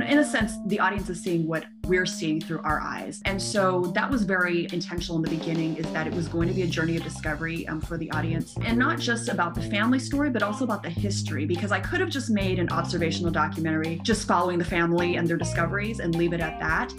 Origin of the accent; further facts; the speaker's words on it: United States; I'm American-born Chinese